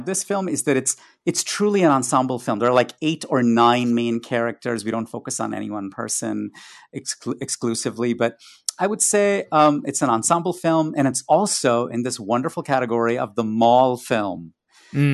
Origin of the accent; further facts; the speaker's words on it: India; growing up in India